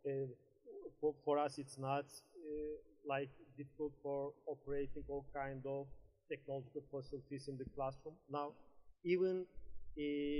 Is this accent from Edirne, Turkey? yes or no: yes; Edirne, Turkey; English is a second language; also born or lived in Istanbul; I live in Edirne. I think you are familiar with my own city. I was born here and raised here